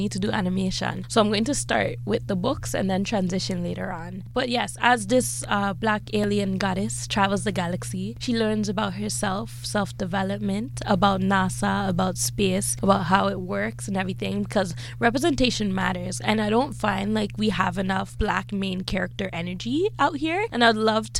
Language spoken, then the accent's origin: English; Toronto, Ontario, Canada; I am born and raised in Toronto and I've been here the 25 years